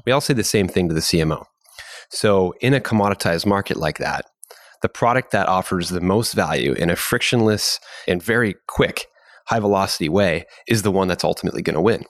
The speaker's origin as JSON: {"language": "English", "country": "Canada", "said": "as a Canadian"}